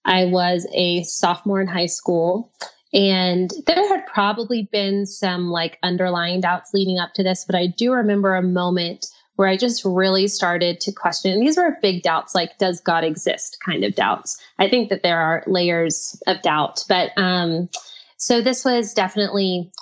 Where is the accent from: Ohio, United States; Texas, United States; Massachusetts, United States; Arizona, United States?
Texas, United States; also born or lived in Brazil / Nashville / England; I grew up in Texas where it's like 71% Christian